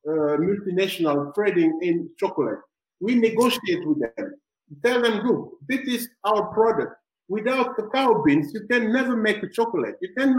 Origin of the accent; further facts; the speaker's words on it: Amsterdam, North Holland, Netherlands; born there; So even when you tell them I was born in Amsterdam, they don't care about that.